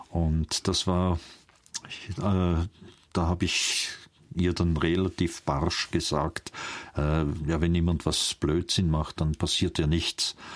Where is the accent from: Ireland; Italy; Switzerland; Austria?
Austria; Vienna; Aufgrund meiner Sprache merken Sie, dass ich keinen Schweizer Akzent habe, sondern ich bin in Wien geboren. Und ich bin ein Wiener, meine Eltern sind auch Wiener.